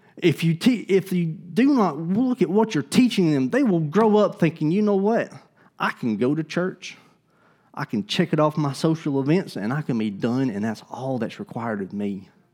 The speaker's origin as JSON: {"language": "English", "town": "Gadsden", "region": "Alabama", "country": "United States", "tie": "born or raised there", "said": "I'm from Alabama. I grew up in Gadsden."}